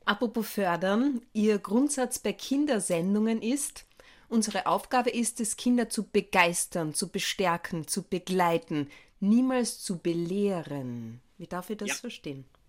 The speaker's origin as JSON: {"language": "German", "town": "Villach", "region": "Carinthia", "country": "Austria", "tie": "born or raised there", "said": "wo ich aufgewachsen bin, nämlich in Villach"}